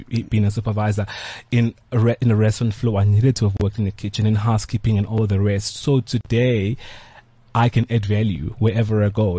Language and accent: English; Pietermaritzburg, KwaZulu-Natal, South Africa; I grew up in Maritzburg.